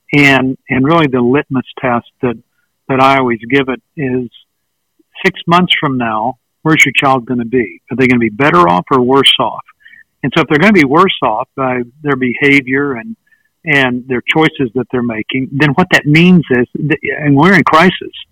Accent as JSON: {"language": "English", "region": "West Texas", "country": "United States", "tie": "born or raised there", "moved": "yes", "lives_now": "East Texas, United States", "said": "I live in East Texas, and I was born in West Texas"}